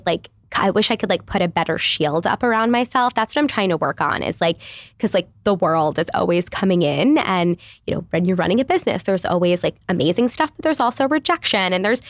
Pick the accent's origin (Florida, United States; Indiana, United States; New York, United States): New York, United States; I come from New York. Literally, mm-hmm. we like lived in shoeboxes.